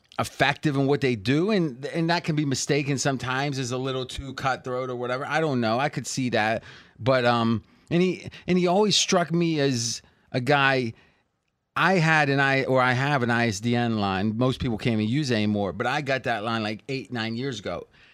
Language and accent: English; Ohio, United States; moved away; I would have probably still said I was from Ohio.